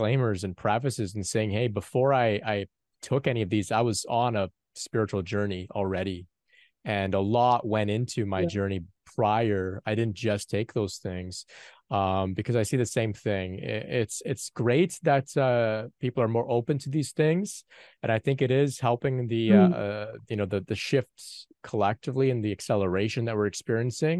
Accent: Canada; a young man from North America. Of course, I'm from Canada

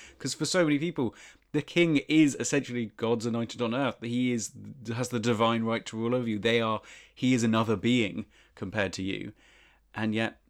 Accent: Winchester, South East England, United Kingdom; I'm from Winchester, for listeners.

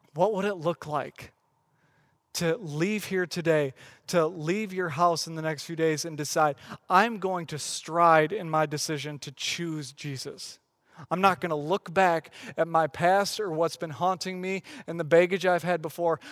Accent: West Michigan, United States; I grew up in West Michigan.

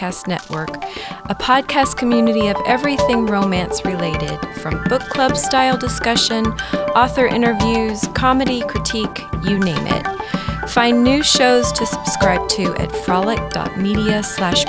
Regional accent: San Jose, California, United States; moved away; I grew up in San Jose

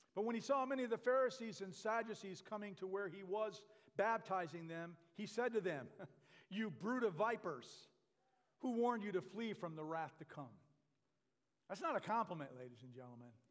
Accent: Michigan, United States; now in Red Bluff, United States; I'm from Michigan

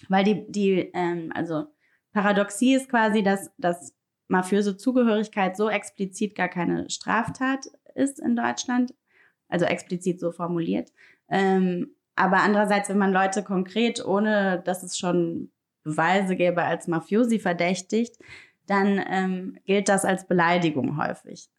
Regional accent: Rome, Lazio, Italy; now in Berlin, Germany; ich bin in Italien aufgewachsen, in Rom

